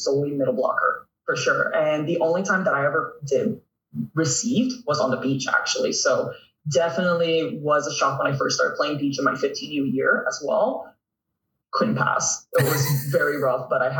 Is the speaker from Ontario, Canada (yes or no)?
yes; Toronto, Ontario, Canada; growing up in North York